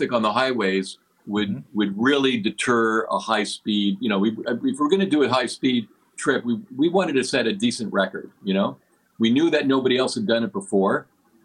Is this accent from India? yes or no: no; Montreal, Quebec, Canada; now in Vancouver, Canada; I'm originally from Montreal